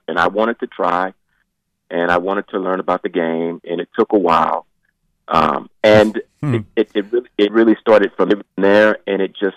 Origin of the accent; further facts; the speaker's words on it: Augusta, Georgia, United States; now in Monroe, United States; I was born in Augusta, Georgia